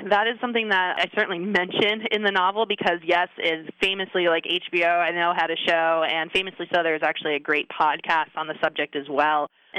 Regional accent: Pennsylvania, United States; moved away as an adult; also born or lived in Nevada; I grew up in Pennsylvania

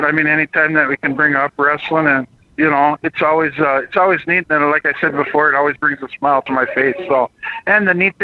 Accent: East Grand Forks, Minnesota, United States; also born or lived in Twin Cities, Minnesota; I grew up in East Grand Forks, Minnesota, when I moved to the Twin Cities.

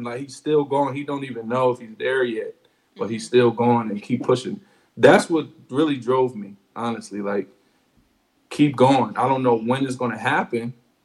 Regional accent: Delaware, United States; I'm from Delaware

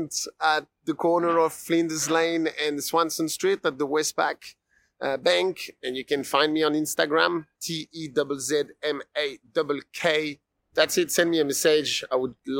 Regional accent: Paris, Île-de-France, France; moved away as an adult; also born or lived in Melbourne, Australia; now in Australia; I come from France. I come from Paris.

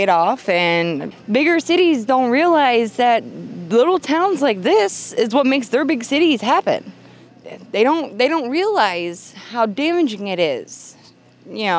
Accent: Cumberland, Kentucky, United States; I am from Cumberland, Kentucky

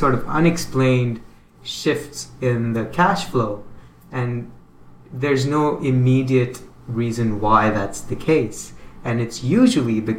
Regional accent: Canada; I'm from Canada

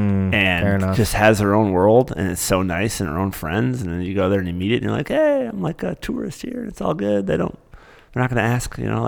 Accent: Michigan, United States; now in New York, United States; I'm from Michigan.

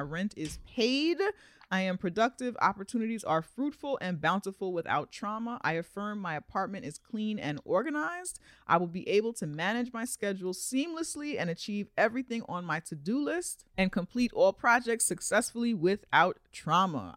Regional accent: New York, United States; I'm a New Yorker

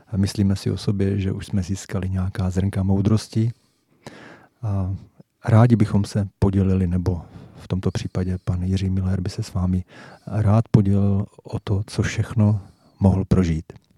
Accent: Jaroměř, Hradec Králové Region, Czechia; moved away; oba pocházíme z Jaroměře

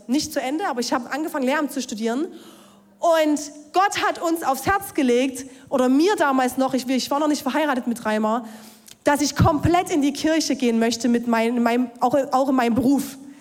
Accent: Ore Mountains, Saxony, Germany; Ich bin gläubig aufgewachsen im Erzgebirge

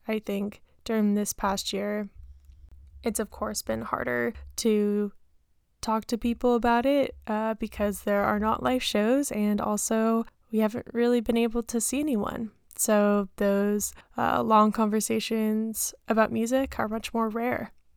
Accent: San Diego, California, United States; We grew up together in San Diego

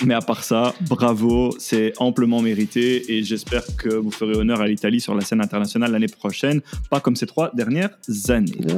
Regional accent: Belgium; je suis belge

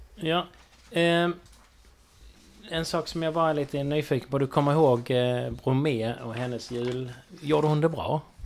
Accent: Sweden; vi är svenskar ändå

